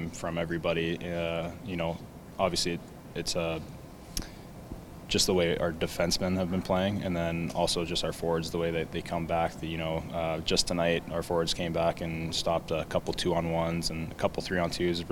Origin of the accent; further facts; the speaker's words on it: Edmonton, Alberta, Canada; growing up in Edmonton